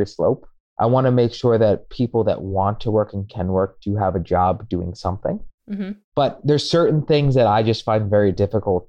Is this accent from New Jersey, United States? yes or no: yes; New Jersey, United States; now in New York, United States; I have family in Jersey. I grew up in Jersey